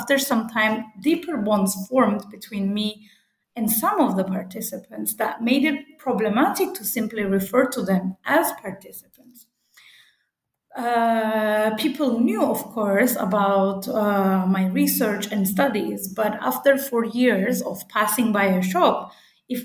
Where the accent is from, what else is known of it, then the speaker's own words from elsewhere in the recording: Cyprus; I'm from Cyprus, and my research site is North Cyprus